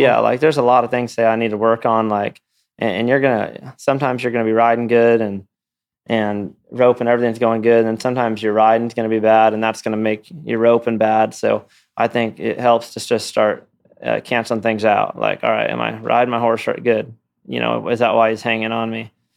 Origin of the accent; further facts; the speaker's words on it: Los Olivos, California, United States; moved away; I grew up in California